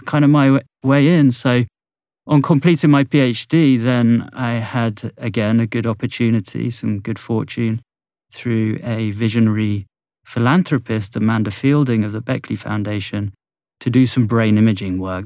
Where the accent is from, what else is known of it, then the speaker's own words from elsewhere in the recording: Bournemouth, South West England, United Kingdom; in my hometown of Bournemouth on the south coast of England